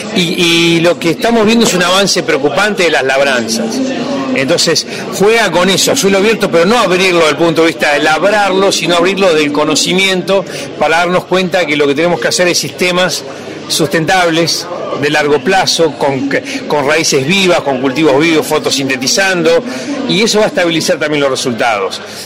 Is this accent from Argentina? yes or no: yes; Argentina; como país